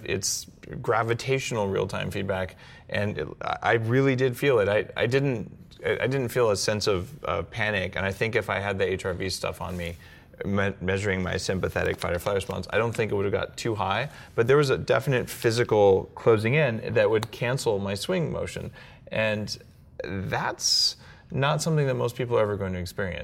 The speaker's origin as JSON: {"language": "English", "region": "New Mexico", "country": "United States", "tie": "born or raised there", "moved": "yes", "said": "I grew up in New Mexico"}